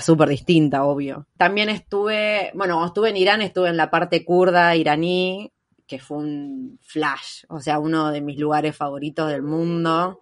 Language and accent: Spanish; Argentina; moved away as an adult; soy de Argentina